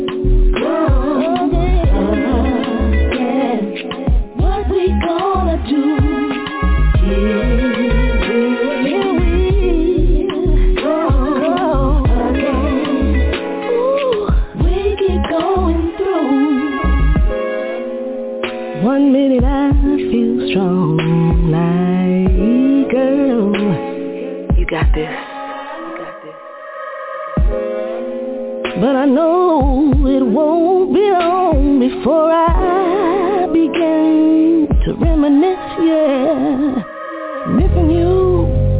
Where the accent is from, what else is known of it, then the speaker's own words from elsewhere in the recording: Evansville, Indiana, United States; I'm calling from Evansville, Indiana. This is my hometown.